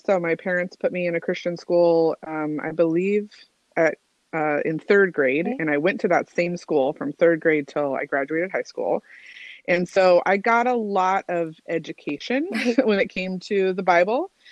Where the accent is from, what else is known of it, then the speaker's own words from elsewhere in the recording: Albuquerque, New Mexico, United States; moved away as an adult; also born or lived in Seattle, Washington; So I moved from Albuquerque, New Mexico, to Seattle, Washington, for work, and I was a it was my first move away from like where I grew up